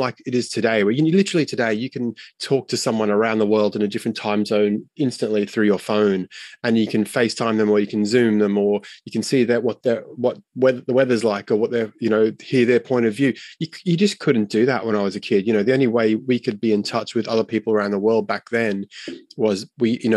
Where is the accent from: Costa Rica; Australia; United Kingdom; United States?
Australia; Brisbane, Queensland; I was born in Brisbane. My parents are Australian.